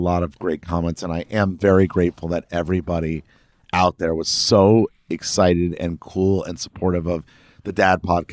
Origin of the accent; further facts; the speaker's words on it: Miami, Florida, United States; also born or lived in the Caribbean; I grew up in Miami and I grew up, you know, in the Caribbean back and forth